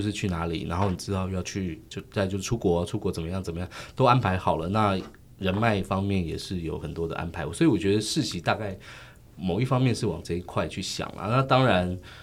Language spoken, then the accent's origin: Chinese; Taiwan; 我们台湾人自己的故事，是我家乡的故事